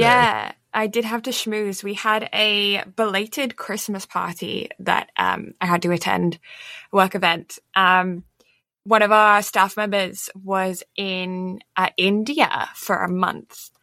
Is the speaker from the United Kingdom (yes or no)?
yes; England, United Kingdom; I am English